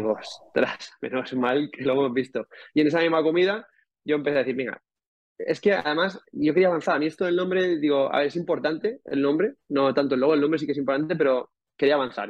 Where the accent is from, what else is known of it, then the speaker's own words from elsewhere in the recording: Calpe, Valencian Community, Spain; yo también soy de, soy de Calpe, soy de los moros y cristianos